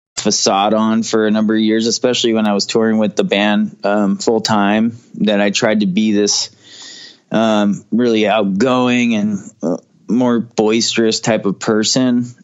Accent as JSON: {"language": "English", "town": "Portland", "region": "Oregon", "country": "United States", "tie": "born or raised there", "also_born_or_lived": "Fullerton, California", "moved": "as an adult", "said": "I was only there till I was about four years old, and then I moved up to Portland, Southwest Portland, with my mom, and then later on, my dad moved here, and I I was living here until I was probably 22 or 23."}